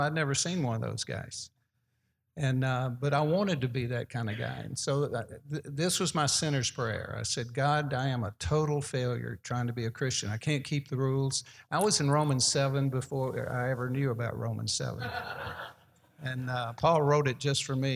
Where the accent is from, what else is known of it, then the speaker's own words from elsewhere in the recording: Birmingham, Alabama, United States; playing in my hometown. That was where their double A team was in Birmingham